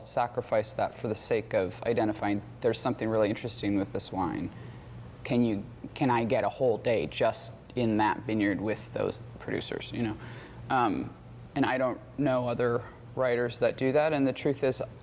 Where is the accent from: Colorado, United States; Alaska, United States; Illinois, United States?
Alaska, United States; moved away; I'm from Alaska originally, and I grew up commercial fishing